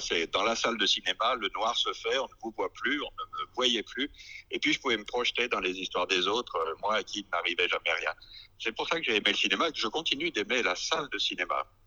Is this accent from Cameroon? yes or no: no; France; Nous, les réalisateurs français